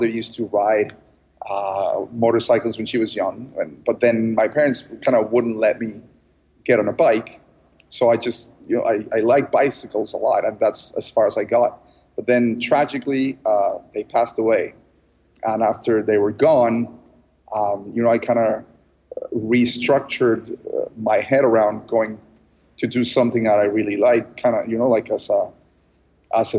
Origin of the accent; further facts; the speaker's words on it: Mexico City, Mexico; also born or lived in United States / Canada / Austin, Texas; I was born in Mexico City, so I identify more with Mexico.